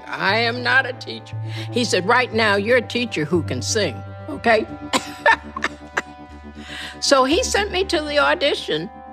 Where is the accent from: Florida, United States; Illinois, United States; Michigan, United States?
Michigan, United States; near Kalamazoo, rural; moved away as an adult; also born or lived in Kansas / Detroit / New York City; was born in Kansas, but I was raised in rural Michigan, 20 miles from Kalamazoo